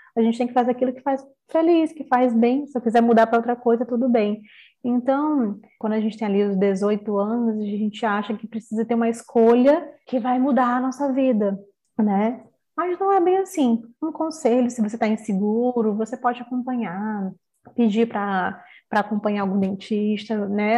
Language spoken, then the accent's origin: Portuguese; São Luís, Maranhão, Brazil; sou aqui de São Luís do Maranhão